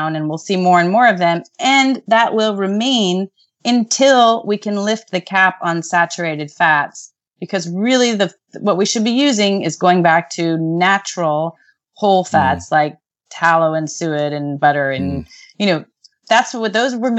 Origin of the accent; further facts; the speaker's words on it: United States; as an American